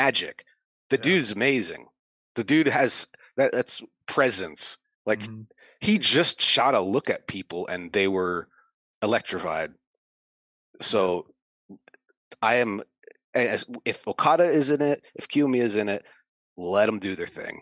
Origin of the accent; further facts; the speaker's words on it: United States; As an American